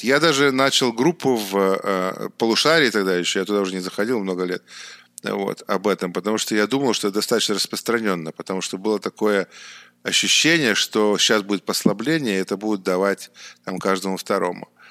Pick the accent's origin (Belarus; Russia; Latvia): Russia; Saint Petersburg; moved away as an adult; also born or lived in Beijing, China; now in China; я сам родом из Питера, и в Китай я попал а, некоторое время назад, а именно 8 лет назад